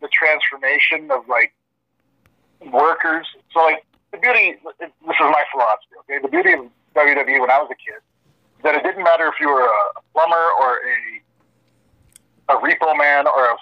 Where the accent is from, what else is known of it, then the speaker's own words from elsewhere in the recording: Sudbury, Ontario, Canada; We're from Sudbury. Or, sorry, I'm from Canada